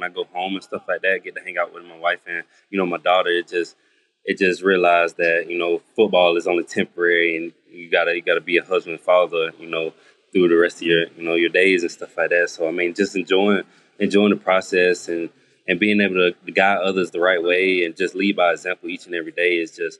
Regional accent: Greenwood, South Carolina, United States; also born or lived in Atlanta, Georgia; I'm from South Carolina, from Greenwood, South Carolina. So just being able to come back home

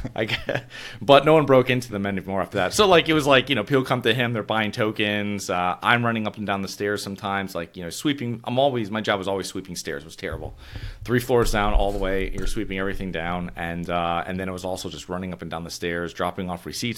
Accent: Avon, Connecticut, United States; moved away; So I'm originally from Connecticut, and these are in a, um, I'm from a small town called Avon

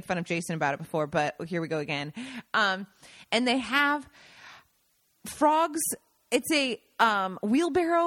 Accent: Seattle, Washington, United States; moved away as an adult; now in Italy; growing up in Seattle

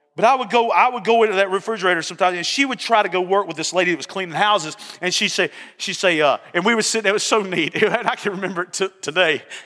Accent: Barnesville, Georgia, United States; I was from Barnesville, Georgia.

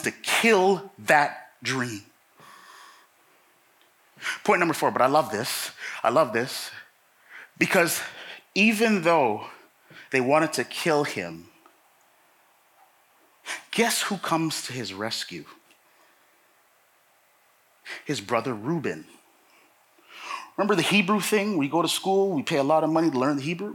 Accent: Toronto, Ontario, Canada; I grew up in Toronto.

